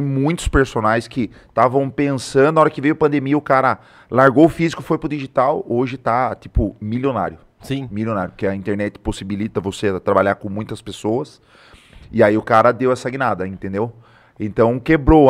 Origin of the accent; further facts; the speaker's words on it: Tatuí, São Paulo, Brazil; moved away as an adult; now in Sorocaba, Brazil; sou de Tatuí, vim pra cá em 2016